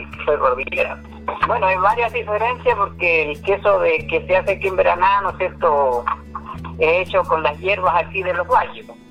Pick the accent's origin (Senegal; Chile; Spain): Chile; the cordillera of Choapa Province, Coquimbo; la familia mía se crió en la cordillera